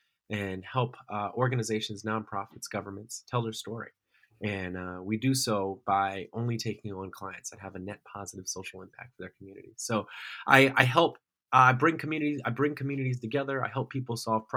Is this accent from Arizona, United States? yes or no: yes; Tempe, Arizona, United States; also born or lived in Washington, D.C.; I'm an Arizona native, born and raised in Tempe, Arizona, which is home to Arizona State University